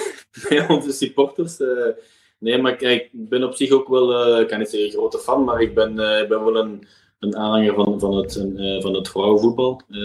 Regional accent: Belgium; als Belg

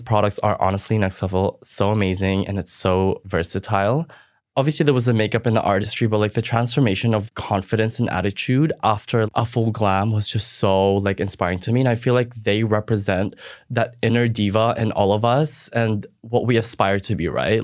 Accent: Philippines; now in Australia; I didn't grow up in Australia. I grew up in the Philippines

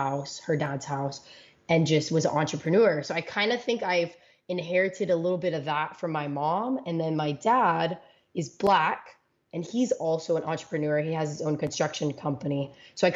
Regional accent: Los Angeles, California, United States; moved away as an adult; also born or lived in Washington State; I'm from

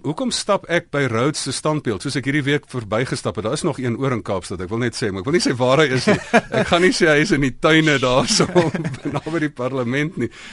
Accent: South Africa; first language Afrikaans

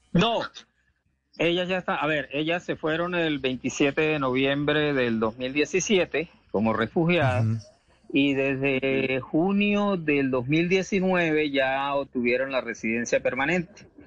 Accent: Venezuela; somos muchos los venezolanos

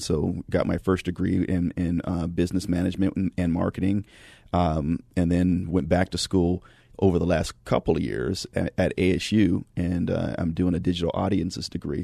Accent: California, United States; I grew up in California in the nineties

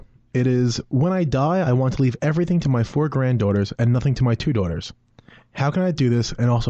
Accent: New York City, New York, United States; So I'm actually originally from Bay Ridge, right where the firm is located.

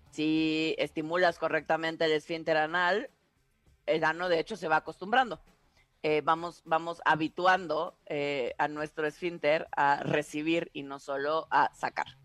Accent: Tabasco, Mexico; Dirían en mi pueblo, en Tabasco, es que eres bien salamero.

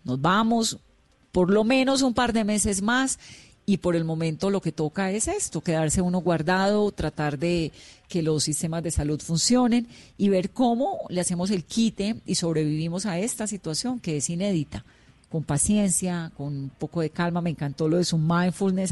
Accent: Cali, Valle del Cauca, Colombia; Yo soy caleña

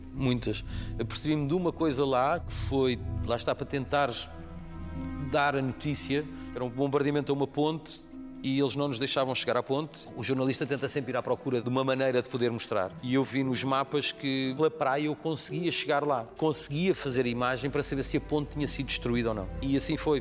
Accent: Amadora, Lisbon, Portugal; Nós crescemos naquela rua na Estrada da Damaia.

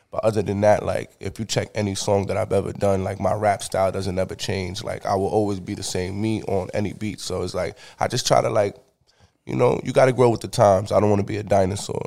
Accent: New York City, New York, United States; I'm from the Bronx, New York

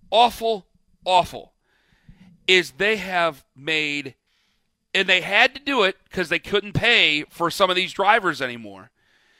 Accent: United States; we are inherently American creatures

